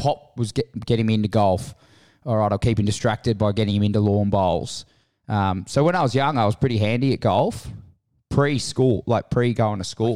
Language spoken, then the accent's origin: English; Menai, New South Wales, Australia; also born or lived in Kirrawee / Caringbah / Cronulla / Randwick; Born and raised in Menai. Moved to Kirrawee when I was six, uh, fourteen.